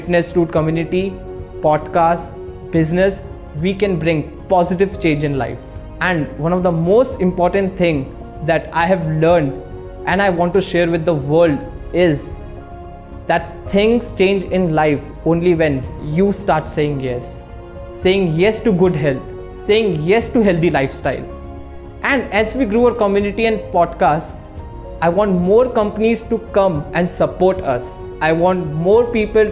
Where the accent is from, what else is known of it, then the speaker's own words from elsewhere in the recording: Jaipur, Rajasthan, India; moved away as an adult; now in Mumbai, India; I grew up in Jaipur, India, living a very active life.